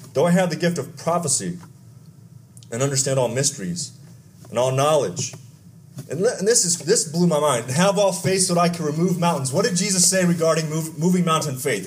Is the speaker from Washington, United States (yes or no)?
no; Texas, United States; I grew up in Texas